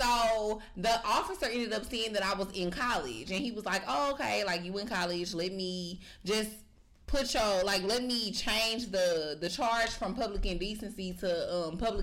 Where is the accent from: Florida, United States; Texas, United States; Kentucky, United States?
Texas, United States; I'm from Texas